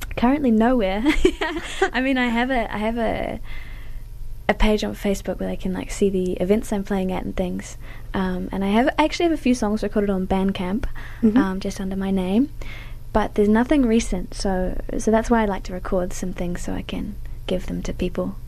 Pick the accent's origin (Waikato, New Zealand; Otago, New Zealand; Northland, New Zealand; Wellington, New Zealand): Otago, New Zealand; Wanaka; moved away as an adult; now in Dunedin, New Zealand; I grew up in Wanaka, like a beautiful place